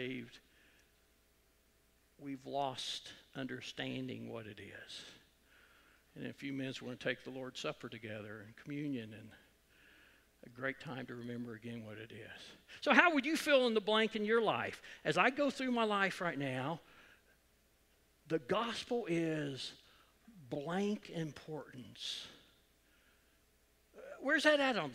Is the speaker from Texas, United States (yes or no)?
no; Edmond, Oklahoma, United States; I grew up in Edmond when Deer Creek was a Class B school